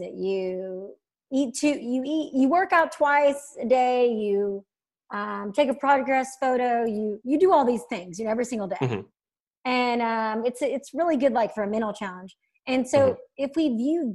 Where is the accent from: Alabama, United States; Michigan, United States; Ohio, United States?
Alabama, United States; I'm from Alabama and very conservative Christian